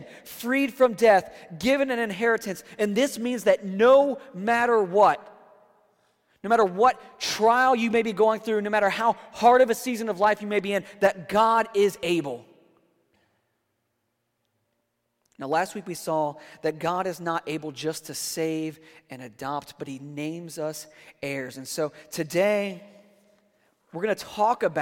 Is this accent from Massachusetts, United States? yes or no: no; D.C., District of Columbia, United States; now in Florida, United States; I grew up outside of Washington, D.C.